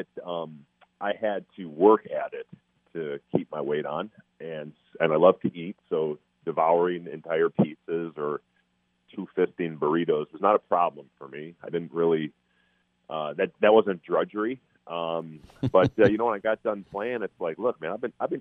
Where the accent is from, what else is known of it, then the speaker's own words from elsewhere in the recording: Minnesota, United States; my hometown team